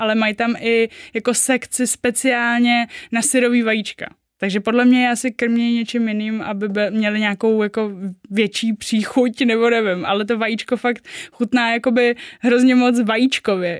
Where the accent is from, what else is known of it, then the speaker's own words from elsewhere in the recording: Czechia; also born or lived in Japan; já jako Češka eh, jezdím do Japonska dělat a zároveň jako Japonka tam jako miluju